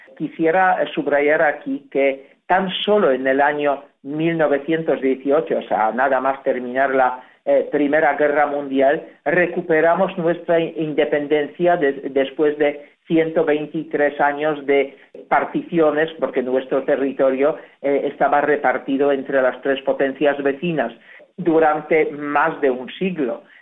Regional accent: Poland; Spanish is a second language

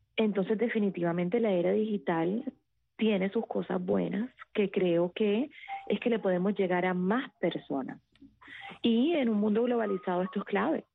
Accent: Cartagena, Bolívar, Colombia; Yo soy costeña, yo soy de Cartagena, Colombia

